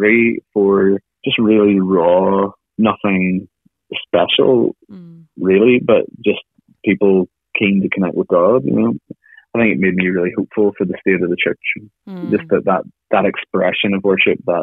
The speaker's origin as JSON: {"language": "English", "country": "Ireland"}